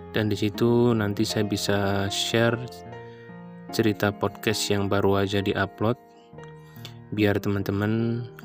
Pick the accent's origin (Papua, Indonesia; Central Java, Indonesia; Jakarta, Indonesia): Central Java, Indonesia; Aku ini berasal dari Jawa Tengah.